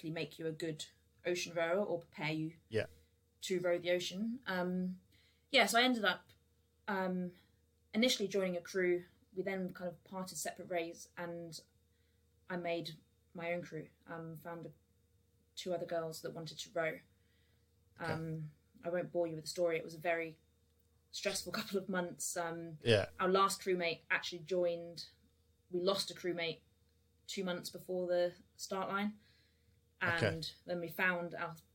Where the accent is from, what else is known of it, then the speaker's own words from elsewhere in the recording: United Kingdom; I grew up down south on the Thames